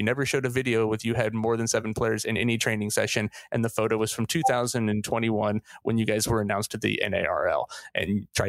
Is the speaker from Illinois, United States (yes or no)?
no; Ohio, United States; in my home state. Like, I was born in Ohio, born near Cleveland, so like even more so.